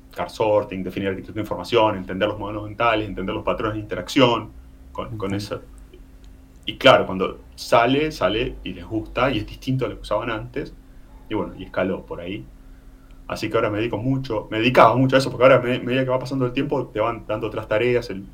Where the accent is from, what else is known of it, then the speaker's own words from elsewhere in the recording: Necochea, Buenos Aires Province, Argentina; moved away as an adult; now in Punta del Este, Uruguay; soy nativo de Necochea, provincia de Buenos Aires, ciudad de playa